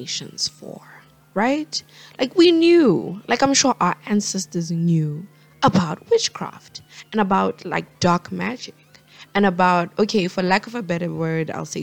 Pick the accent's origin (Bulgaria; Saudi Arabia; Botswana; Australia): Botswana; Botswana, my home country, where I'm from